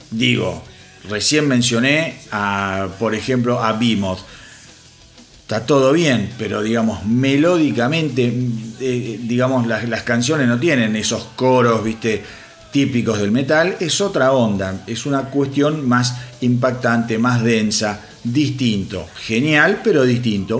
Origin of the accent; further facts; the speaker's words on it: Argentina; yo soy de Argentina